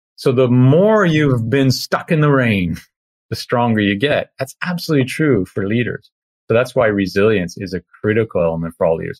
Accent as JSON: {"language": "English", "country": "Canada", "tie": "born or raised there", "said": "an ice hockey player growing up in Canada"}